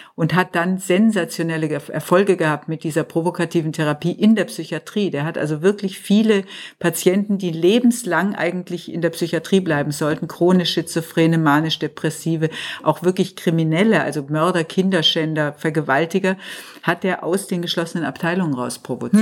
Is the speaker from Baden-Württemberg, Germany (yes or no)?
yes; Tübingen, Baden-Württemberg, Germany; moved away as an adult; now in Munich, Germany; gebürtig bin ich aus Tübingen, mhm. bin aber jetzt schon seit über 50 Jahren in München